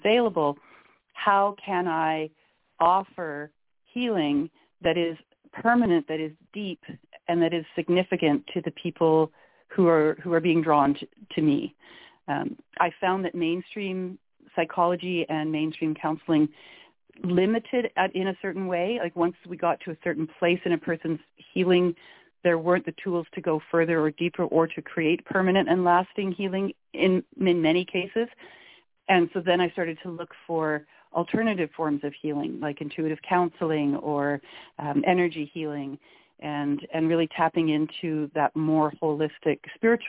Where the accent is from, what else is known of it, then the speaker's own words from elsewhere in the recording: Canada; also born or lived in Victoria, British Columbia; I am Canadian. I'm calling in from the west coast of Canada in a little city called Victoria, British Columbia